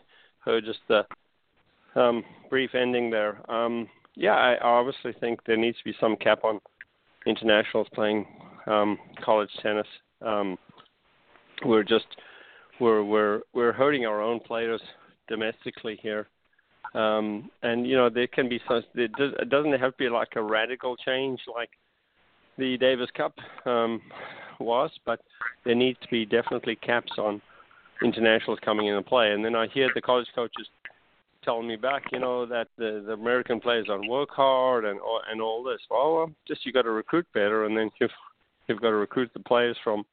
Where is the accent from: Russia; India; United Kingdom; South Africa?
South Africa; now in Bradenton, United States; I'm from South Africa originally.